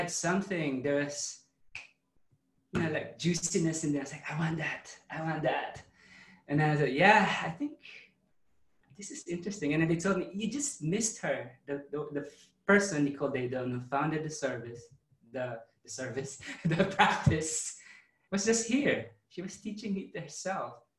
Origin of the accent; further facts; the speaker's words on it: Philippines; moved away; I grew up in the Philippines, Catholic.